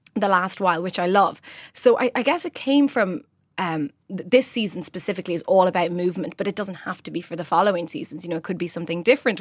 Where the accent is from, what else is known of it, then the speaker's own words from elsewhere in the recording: Rome, Lazio, Italy; moved away as an adult; now in Ireland; I grew up in the centre of Roman Trastevere, a lovely area